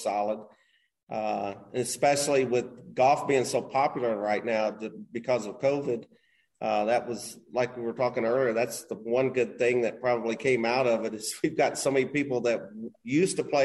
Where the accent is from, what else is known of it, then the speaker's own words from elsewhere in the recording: Knoxville, Tennessee, United States; moved away as an adult; also born or lived in Hilton Head, South Carolina / West Palm Beach, Florida / Houston, Texas; now in Incline Village, United States; I grew up in Tennessee, Knoxville, Tennessee.